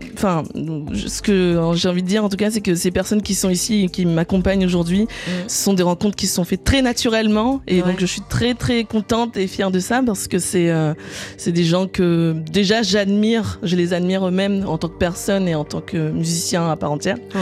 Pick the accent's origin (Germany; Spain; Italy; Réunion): Réunion; moved away as an adult; now in Paris, France; j'ai grandi sur l'île de la Réunion et ça fait maintenant euh, plus de 13 ans que je suis à Paris